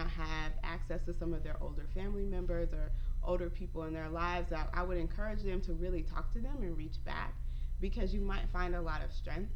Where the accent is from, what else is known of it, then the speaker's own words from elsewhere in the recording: the South, United States; moved away as an adult; also born or lived in Texas / North Carolina; I grew up in the South. I grew up between Texas and North Carolina, and I've lived in different parts of the country as an adult.